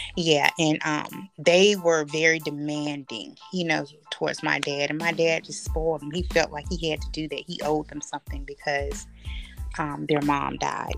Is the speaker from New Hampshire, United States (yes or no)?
no; Bridgeview, California, United States; I'm from Bridgeview, California